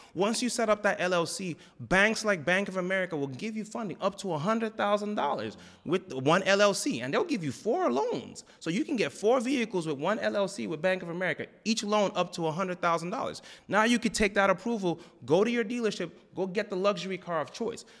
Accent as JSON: {"language": "English", "region": "New Jersey", "country": "United States", "tie": "born or raised there", "also_born_or_lived": "Raleigh, North Carolina / Texas", "moved": "as an adult", "said": "I grew up in Jersey"}